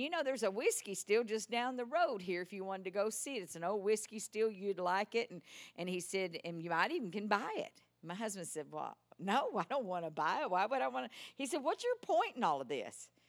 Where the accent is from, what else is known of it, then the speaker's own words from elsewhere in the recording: Texas, United States; accent: Texas; my Texas accent